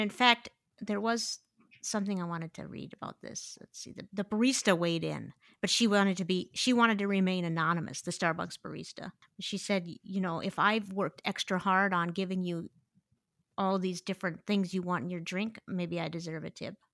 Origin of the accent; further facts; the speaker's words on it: Midwest, United States; I'm a Midwesterner